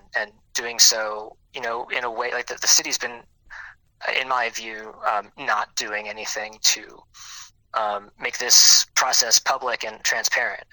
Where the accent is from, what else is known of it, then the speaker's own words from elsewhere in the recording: New Orleans, Louisiana, United States; I am born and raised here